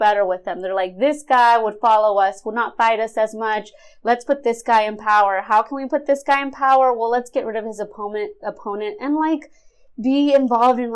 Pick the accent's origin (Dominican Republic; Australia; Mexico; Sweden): Mexico; now in United States; we would have left Mexico to come to this country